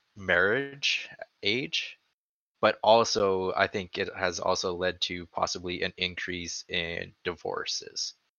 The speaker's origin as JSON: {"language": "English", "country": "Canada", "said": "I'm Canadian there."}